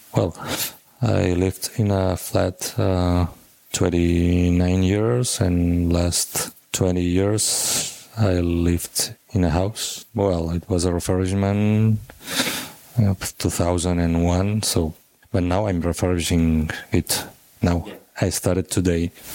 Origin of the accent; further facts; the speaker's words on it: Sabadell, Catalonia, Spain; I'm from Sabadell, so it's uh, 20 minutes by car 30, 40 minutes by train. And I used to go to the city with my parents.